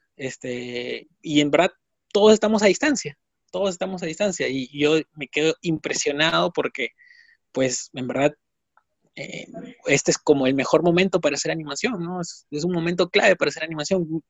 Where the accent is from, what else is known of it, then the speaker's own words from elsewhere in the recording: Piura, Peru; moved away; Yo también soy de regiones, soy, soy de Piura, ¿no? Y tuve que venir acá